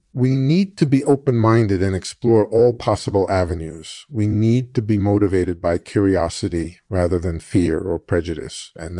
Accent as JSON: {"language": "English", "town": "Philadelphia", "region": "Pennsylvania", "country": "United States", "tie": "born or raised there", "said": "I was born in 1946 in Philadelphia, and I grew up in a middle-class family."}